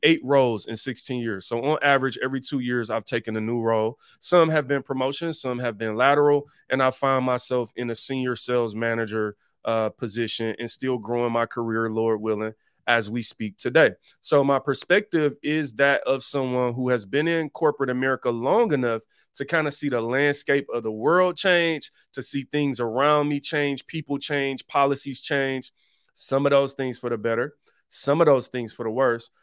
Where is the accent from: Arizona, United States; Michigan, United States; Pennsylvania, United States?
Michigan, United States; Detroit; I was born and raised in Detroit